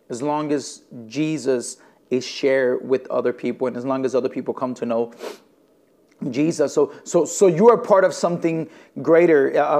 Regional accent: Elgin, Illinois, United States; I am from Elgin, Illinois. My wife and I, we are the lead pastors uh, of a church plant here in the city of Elgin. We're about 45, 50 minutes west of the city of, of Chicago.

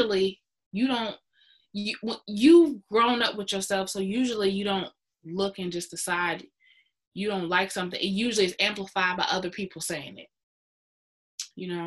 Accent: United States; I'm black, I'm from America, therefore I am African-American.

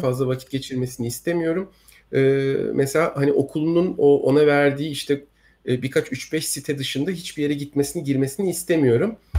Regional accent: Turkey; bizim ülkemizde

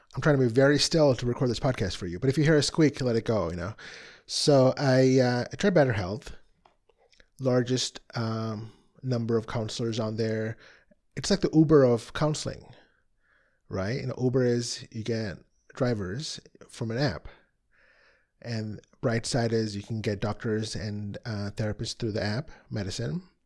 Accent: Chicago, Illinois, United States; I'm from the Chicago area

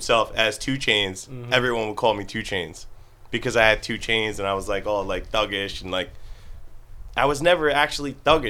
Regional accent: Long Branch, New Jersey, United States; I was born and raised in Long Branch. So like predominantly like I was hanging out with like Latinos and like black people.

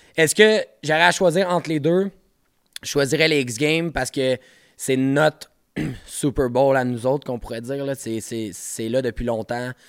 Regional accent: Montreal, Quebec, Canada; je viens de Montréal

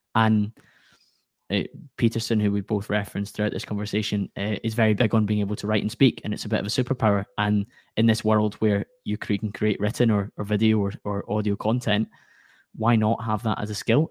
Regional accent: Glasgow, Scotland, United Kingdom; accent: Scottish; I come from Glasgow in Scotland

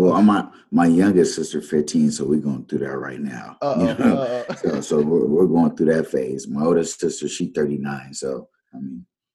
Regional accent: San Diego, California, United States; moved away; also born or lived in Dakotas; I'm from San Diego, California. I started playing ball at the age of six

